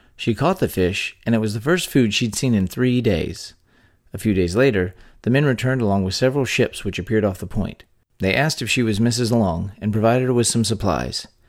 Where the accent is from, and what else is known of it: Texas, United States; born or raised there